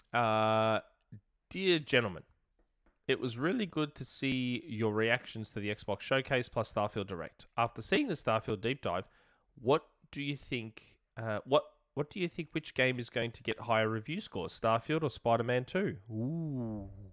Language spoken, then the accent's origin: English; Australia; I'm Australian